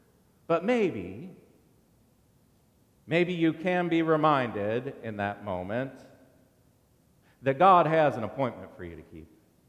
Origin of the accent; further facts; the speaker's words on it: Cincinnati, Ohio, United States; moved away as an adult; also born or lived in Dayton, Ohio / Columbus, Ohio / Bowling Green, Ohio; I was born and raised in Cincinnati. I went to college in Dayton. I went to seminary in Columbus.